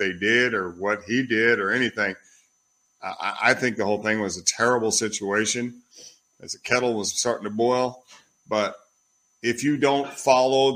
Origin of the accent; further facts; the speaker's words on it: Oklahoma, United States; also born or lived in Minneapolis, Minnesota; now in Italy; I was born in Oklahoma, but I spent a lot of time in the south side of Minneapolis